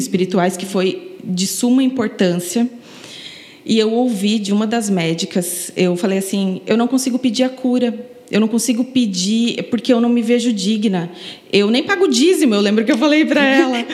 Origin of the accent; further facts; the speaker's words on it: Paraná, Brazil; moved away as an adult; now in Florianópolis, Brazil; eu não sou daqui, eu sou paranaense. Me mudei para Florianópolis em 2009